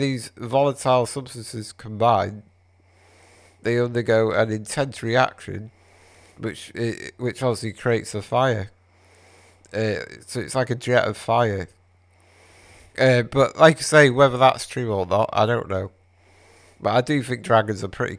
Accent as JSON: {"language": "English", "region": "Wales", "country": "United Kingdom", "said": "I'm Welsh"}